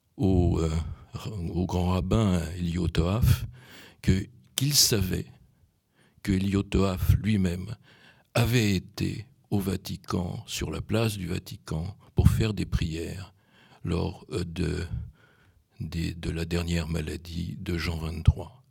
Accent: Poland; moved away; je suis né en Pologne

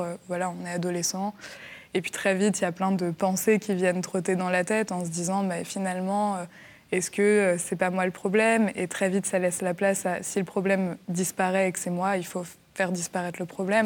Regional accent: Angers, Pays de la Loire, France; je suis née à Angers

